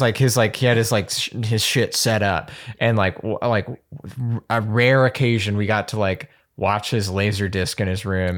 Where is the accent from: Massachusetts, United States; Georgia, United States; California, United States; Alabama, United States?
Alabama, United States; Birmingham; I'm from Alabama, from Birmingham